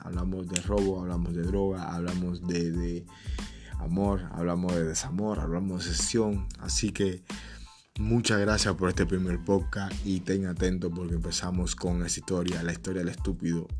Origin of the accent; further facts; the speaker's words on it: Cuba; moved away as an adult; also born or lived in Trinidad and Tobago; como buen cubano